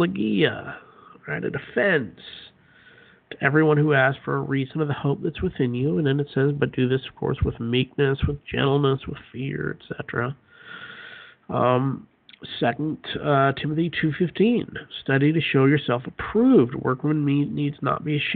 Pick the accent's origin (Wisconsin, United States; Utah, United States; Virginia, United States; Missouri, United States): Utah, United States; moved away as an adult; I grew up in Utah, lived there for 22, 23 years, and then we moved